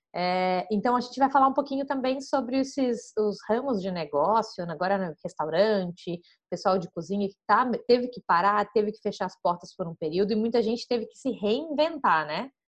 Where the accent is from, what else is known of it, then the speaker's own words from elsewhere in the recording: Florianópolis, Santa Catarina, Brazil; sou de Floripa